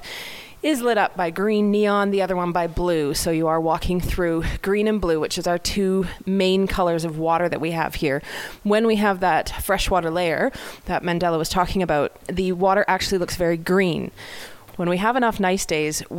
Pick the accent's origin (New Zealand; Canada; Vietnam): Canada; Armstrong, British Columbia; I grew up in British Columbia in a small town called Armstrong.